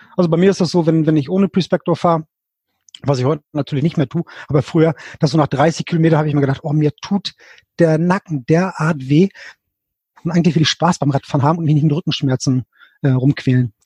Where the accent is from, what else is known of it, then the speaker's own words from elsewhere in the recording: Lübeck, Schleswig-Holstein, Germany; ich komme aus dem hohen Norden, aus dem schönen Lübeck. Mhm. Ähm, bin hier ähm, äh, geboren, zur Schule gegangen, habe hier studiert